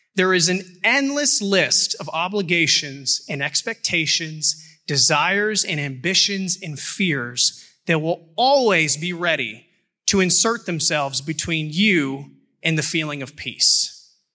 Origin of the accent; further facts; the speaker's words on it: Houston, Texas, United States; moved away; I'm from Houston